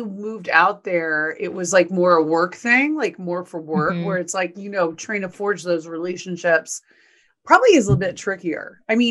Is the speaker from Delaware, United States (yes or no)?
no; Texas, United States; And you know, Texas is my home state also. So I miss the people in Texas